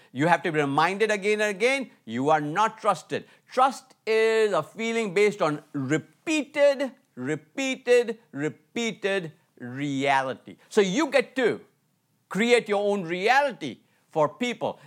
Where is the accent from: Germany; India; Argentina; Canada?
India; moved away as an adult; also born or lived in Atlanta, United States; I was from India, uh, living in Atlanta, U S A, going to college